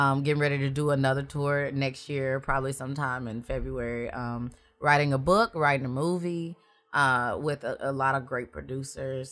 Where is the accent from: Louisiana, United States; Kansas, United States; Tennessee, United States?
Louisiana, United States; Raceland; also born or lived in Mississippi; born in Mississippi, but I was raised in Raceland, Louisiana